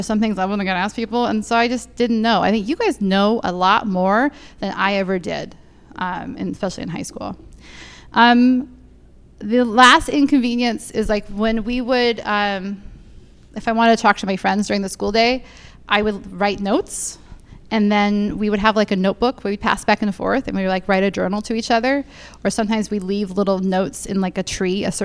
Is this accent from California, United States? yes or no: yes; San Diego, California, United States; I grew up in San Diego